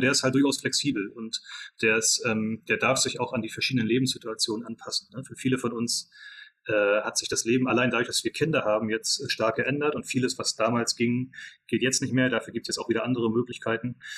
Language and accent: German; Mecklenburg-Vorpommern, Germany; moved away as an adult; also born or lived in England / United States; wir kommen alle drei aus Mecklenburg-Vorpommern, sind dann, ähm, wie sehr viele von, von den Leuten, die ich so kenne, zumindest nach der Schule ähm, in die weite Welt äh, ausgewandert